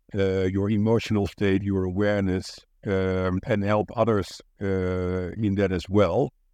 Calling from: Amsterdam, North Holland, Netherlands; I'm in Amsterdam, in the Netherlands.

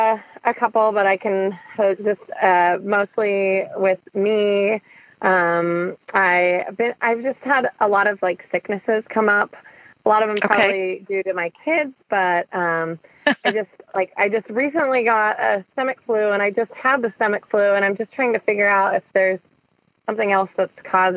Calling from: Santa Rosa, California, United States; Actually calling from Northern California, Santa Rosa, California.

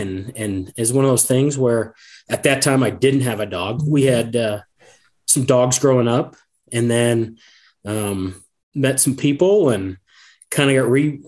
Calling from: Sidney, Nebraska, United States; So I am in Sydney, Nebraska.

